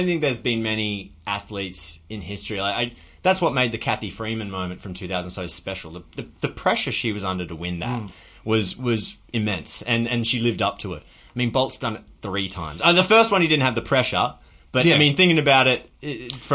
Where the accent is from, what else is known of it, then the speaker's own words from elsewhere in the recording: Australia; as an Australian, proud Australian